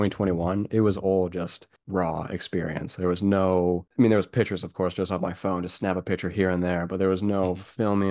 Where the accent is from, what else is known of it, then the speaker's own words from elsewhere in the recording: Canada; me as a Canadian